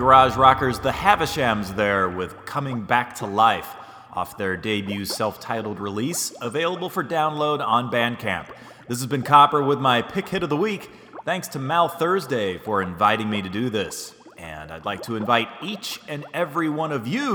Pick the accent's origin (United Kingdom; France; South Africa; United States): United States; St. Louis, Missouri; my hometown of St. Louis, Missouri